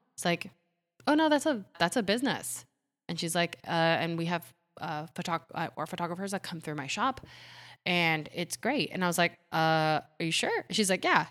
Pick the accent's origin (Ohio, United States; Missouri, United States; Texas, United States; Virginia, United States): Ohio, United States; English is a second language; also born or lived in Puerto Rico; I was born in Puerto Rico, lived there till I was eight, and then we moved to Ohio